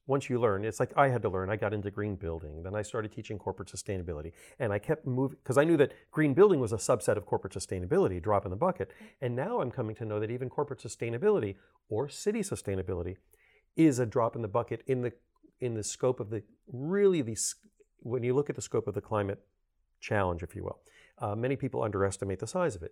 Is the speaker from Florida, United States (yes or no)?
yes; Miami, Florida, United States; I'm born and raised in Miami